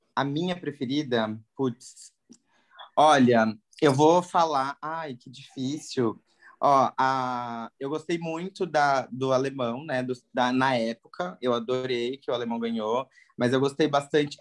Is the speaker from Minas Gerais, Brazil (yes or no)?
no; Paraná, Brazil; moved away as an adult; now in São Paulo, Brazil; Sou do Paraná, sou paranaense, mas moro em São Paulo.